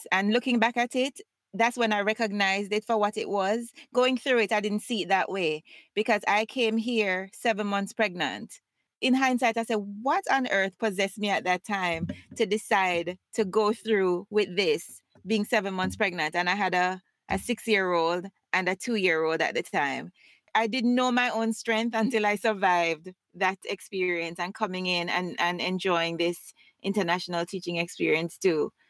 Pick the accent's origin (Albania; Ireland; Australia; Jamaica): Jamaica; Saint Catherine; moved away; also born or lived in Saint Mary, Jamaica / Kingston, Jamaica; I was grown in St. Catherine.